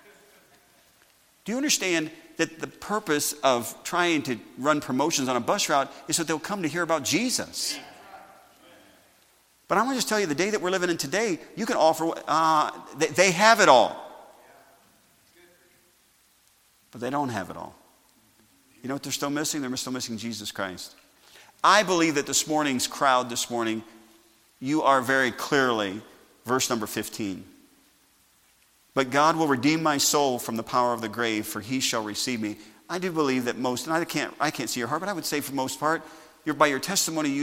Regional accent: Sauk Village, Illinois, United States; growing up in Sauk Village

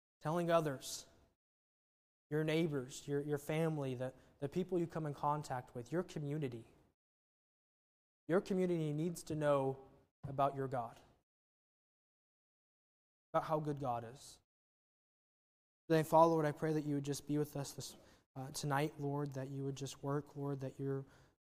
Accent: Wichita, Kansas, United States; moved away; born and raised in Wichita

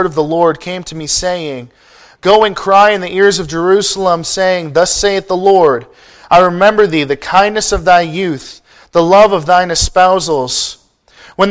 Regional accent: Ontario, Canada; moved away as an adult; now in California, United States; I am from Ontario, Canada, and I do get teased for it quite a bit. I didn't even know it was a big deal until I moved to the States for college

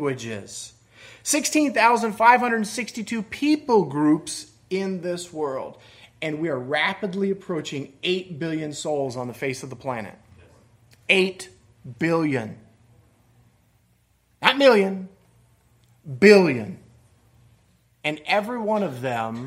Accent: Michigan, United States; moved away; I grew up in Michigan

